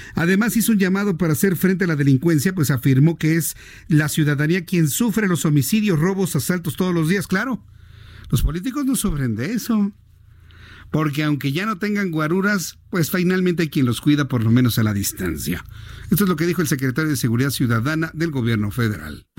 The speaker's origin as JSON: {"language": "Spanish", "country": "Mexico", "tie": "born or raised there", "said": "usted y yo que somos mexicanos por nacimiento"}